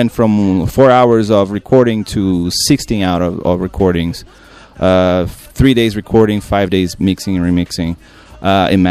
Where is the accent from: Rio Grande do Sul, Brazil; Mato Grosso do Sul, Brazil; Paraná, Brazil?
Rio Grande do Sul, Brazil; moved away; I was born in Rio Grande do Sul, so I'm a gaúcho, what they call gaucho